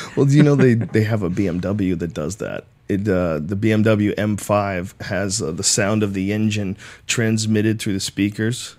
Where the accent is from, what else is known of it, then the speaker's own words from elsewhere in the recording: Newton, Massachusetts, United States; also born or lived in Jamaica Plain, Boston; I grew up in Newton, in Newton, uh, Upper Falls